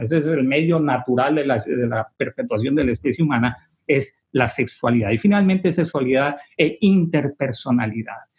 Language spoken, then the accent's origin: Spanish; Tijuana, Baja California, Mexico; moved away as an adult; also born or lived in Rome; now in San Antonio, United States; soy de Tijuana, de México